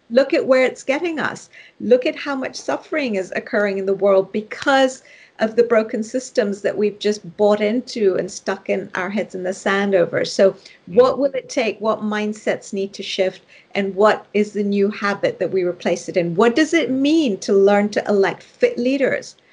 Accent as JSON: {"language": "English", "region": "Nairobi", "country": "Kenya", "tie": "born or raised there", "moved": "yes", "said": "I was raised initially in Nairobi, Kenya, which is where I was born"}